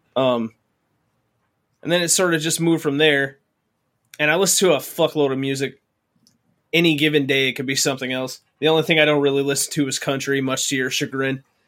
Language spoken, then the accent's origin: English; Mayfield, Kentucky, United States; now in Michigan, United States; My hometown barely exists anymore